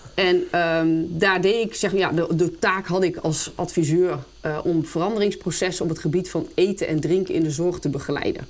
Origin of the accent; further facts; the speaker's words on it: Apeldoorn, Gelderland, Netherlands; ben geboren en getogen in Apeldoorn